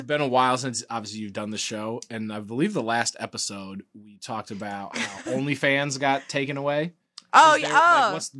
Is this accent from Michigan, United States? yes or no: no; Wisconsin, United States; I grew up in Wisconsin.